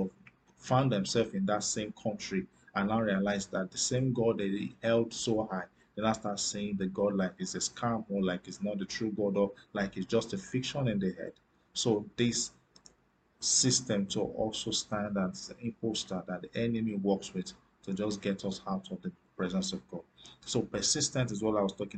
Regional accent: Nigeria; I'm from Africa. I still live in Africa, in Nigeria precisely.

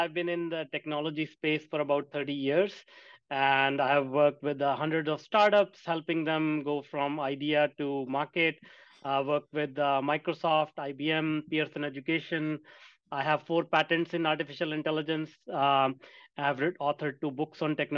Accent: India; I grew up in India, and my career started at 15 working in a factory for $2 a day

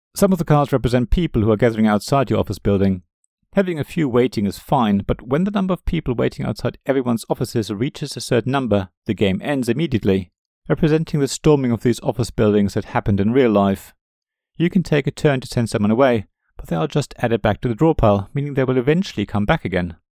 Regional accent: West Germany, Germany; As a German growing up in the West

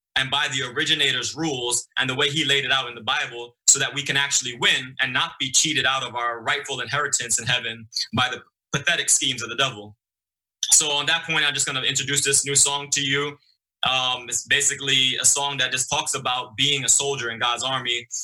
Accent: New York City, New York, United States; moved away as an adult; also born or lived in Okinawa, Japan; I grew up in Brooklyn, in the streets of Brooklyn

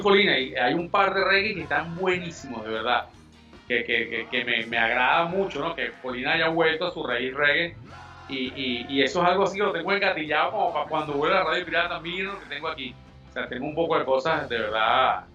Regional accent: Venezuela; nosotros somos venezolanos 100%

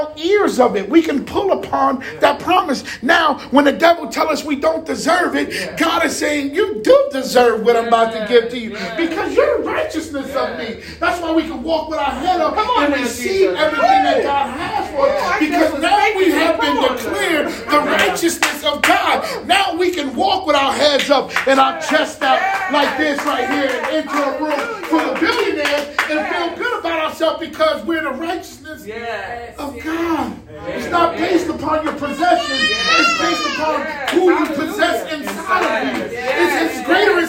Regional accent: Jersey City, New Jersey, United States; I'm from Jersey City

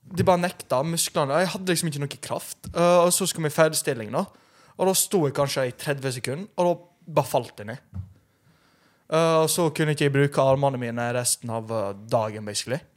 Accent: Romania; now in Norway; Jeg er jo fra Romania

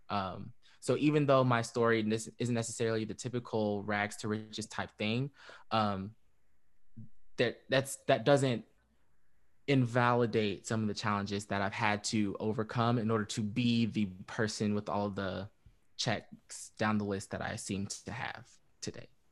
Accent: Fayetteville, North Carolina, United States; I was born in Fayetteville and, um, raised in Fayetteville.

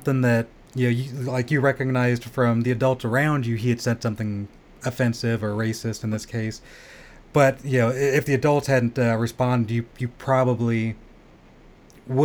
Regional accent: Southern California, United States; I grew up in Southern California

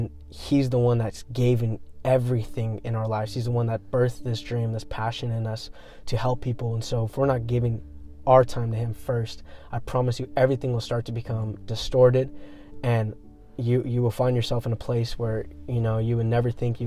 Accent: Manteca, California, United States; moved away as an adult; now in Modesto, United States; I grew up in Manteca

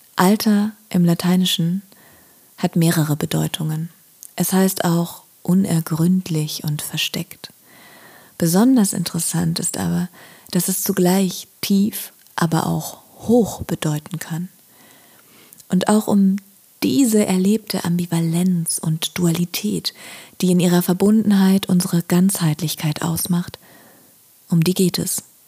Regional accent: Berlin, Germany; gebürtige Berlinerin

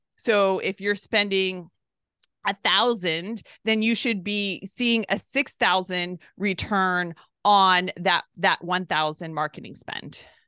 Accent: Southern California, United States; I'm from California, Southern California, so, uh, it's where I was born and raised

